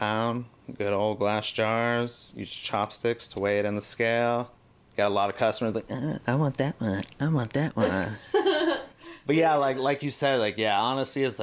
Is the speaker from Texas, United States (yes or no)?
no; Los Angeles, California, United States; also born or lived in San Diego; I am from the Valley, born in 85, grew up in Encino, went to high school in Woodland Hills